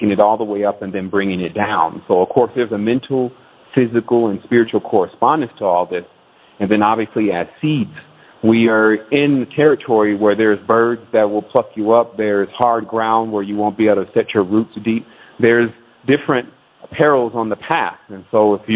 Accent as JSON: {"language": "English", "town": "Detroit", "region": "Michigan", "country": "United States", "tie": "born or raised there", "said": "My mother was born and raised in Detroit. I was born in Detroit"}